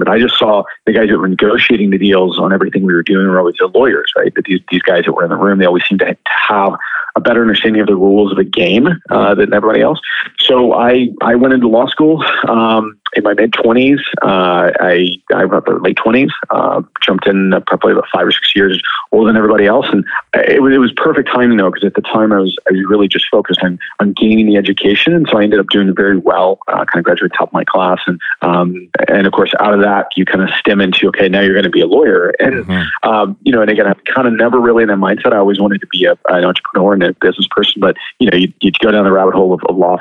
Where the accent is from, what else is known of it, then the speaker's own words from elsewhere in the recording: Southern California, United States; moved away as an adult; now in Canada; I grew up in Southern California